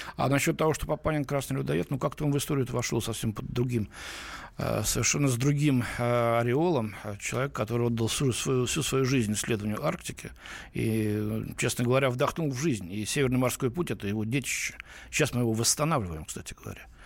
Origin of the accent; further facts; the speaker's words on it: Moscow, Russia; я в Москве родился